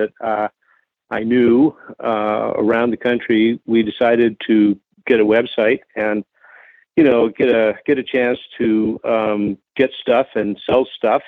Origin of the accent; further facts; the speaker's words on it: Portland, Oregon, United States; now in Bend, United States; I grew up in Portland, Oregon